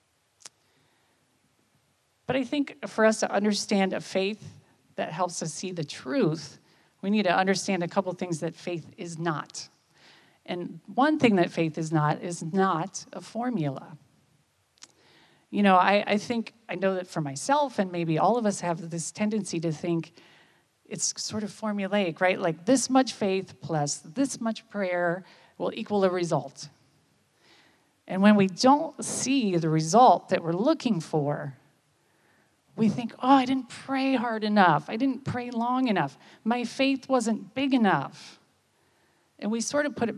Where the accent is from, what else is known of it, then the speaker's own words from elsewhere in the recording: United States; I'm from America